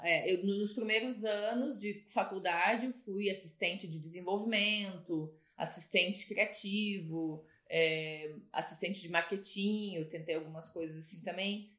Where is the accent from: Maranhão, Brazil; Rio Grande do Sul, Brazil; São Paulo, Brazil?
Rio Grande do Sul, Brazil; Novo Hamburgo; now in France; eu sou de Novo Hamburgo